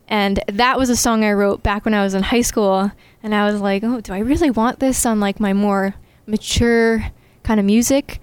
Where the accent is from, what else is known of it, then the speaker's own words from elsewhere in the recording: Lynnfield, Massachusetts, United States; I am from Lynnfield, Massachusetts. So it's a little small town in the North Shore